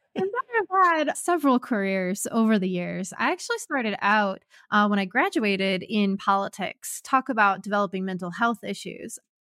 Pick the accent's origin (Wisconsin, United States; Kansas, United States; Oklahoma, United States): Kansas, United States; moved away as an adult; also born or lived in Ohio / Arkansas; I'm originally from Kansas, moved my life first to Michigan, or, I mean, Ohio